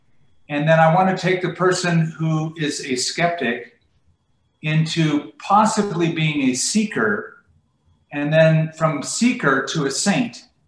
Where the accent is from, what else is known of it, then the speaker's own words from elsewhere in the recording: California, United States; now in Albuquerque, United States; I came from Southern California. I moved from Huntington Beach to Albuquerque.